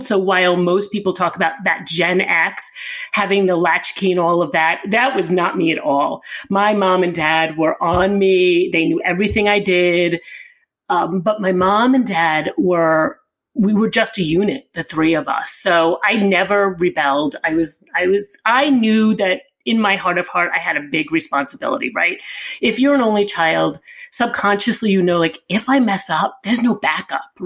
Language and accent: English; Long Island, New York, United States; now in New York City, United States; we grew up Italian family on Long Island.